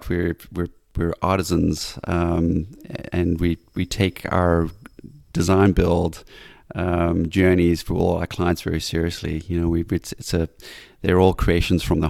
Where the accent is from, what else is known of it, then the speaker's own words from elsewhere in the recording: South Africa; also born or lived in Highveld, South Africa / Cape Town, South Africa / Bay Area, California; now in California, United States; Having grown up in South Africa, which I feel very honored and it's a gift to having grown up in a place that was surrounded by wildlife, amazing plants.